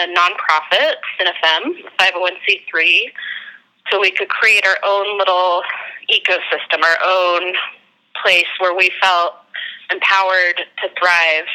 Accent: Denver, Colorado, United States; moved away; also born or lived in San Francisco; I'm from Denver, Colorado.

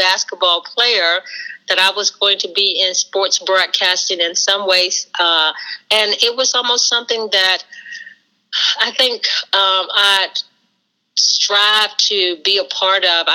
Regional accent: West Virginia, United States; growing up in West Virginia, it was almost like we had our own mini little band and sports team.

